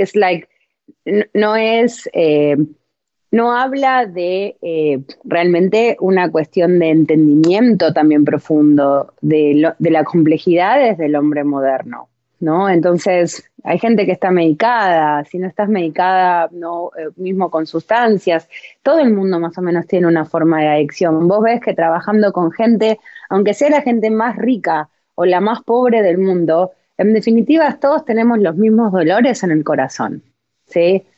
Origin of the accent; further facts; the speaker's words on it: Argentina; yo soy latina también, vengo de Argentina